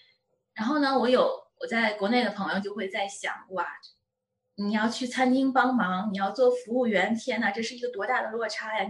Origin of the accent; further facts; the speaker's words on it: China; moved away as an adult; 我作为一个中国人